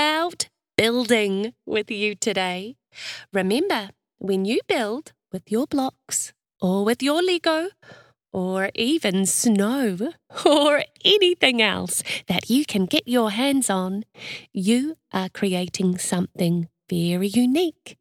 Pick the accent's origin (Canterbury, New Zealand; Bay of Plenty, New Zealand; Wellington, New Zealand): Canterbury, New Zealand; Christchurch; now in Melbourne, Australia; Do you know that you live where I grew up? I'm from Christchurch too, but now I live in Melbourne, Australia.